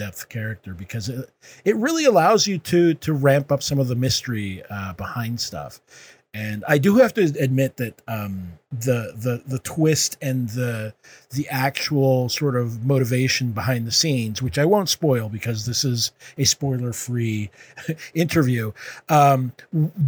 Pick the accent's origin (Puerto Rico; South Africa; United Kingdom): Puerto Rico; I'm from Puerto Rico